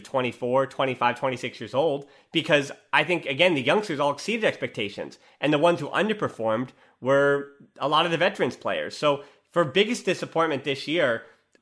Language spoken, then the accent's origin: English; United States; as an American